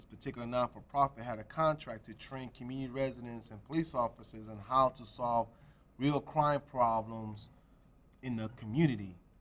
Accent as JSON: {"language": "English", "town": "Chicago", "region": "Illinois", "country": "United States", "tie": "born or raised there", "said": "I was born and raised in Chicago, grew up in the Humboldt Park community"}